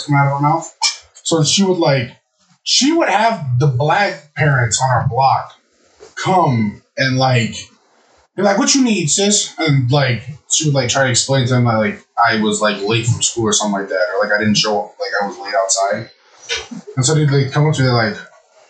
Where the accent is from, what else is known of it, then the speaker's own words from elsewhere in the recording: Chicago, Illinois, United States; I went to elementary school in Chicago.